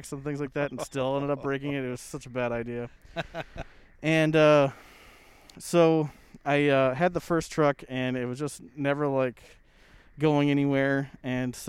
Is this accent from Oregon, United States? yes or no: no; Minnesota, United States; growing up around Minnesota